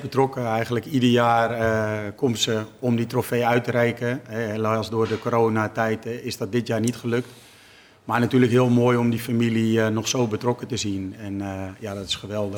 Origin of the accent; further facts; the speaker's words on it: Utrecht, Netherlands; het straatje waar ik ben opgegroeid en waar mijn ouders nog steeds wonen